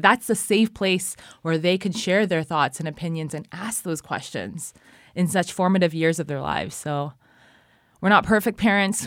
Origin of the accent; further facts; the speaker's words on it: California, United States; moved away as an adult; now in Cambodia; I'm from California